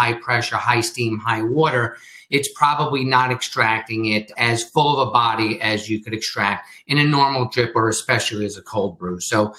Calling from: Redding, Connecticut, United States; I'm calling in from Reading, Connecticut, from my home. Our office is in Danbury, Connecticut.

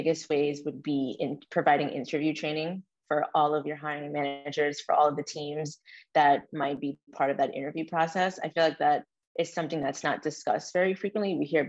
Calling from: New York City, New York, United States; I am calling in from New York City. I'm currently in Manhattan, but I reside in Brooklyn, New York

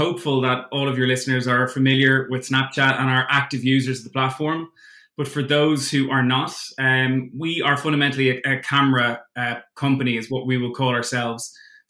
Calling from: London, United Kingdom; also born or lived in Dublin; I'm calling in from London.

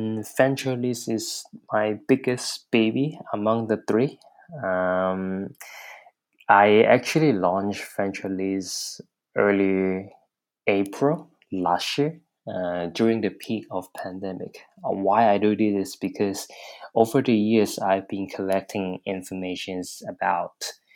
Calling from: Hong Kong; I'm calling from Hong Kong.

